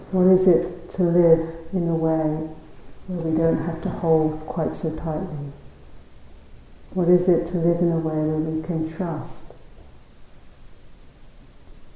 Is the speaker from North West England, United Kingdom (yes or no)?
no; London, United Kingdom; moved away as an adult; now in South Africa; I was brought up in London, in the south of England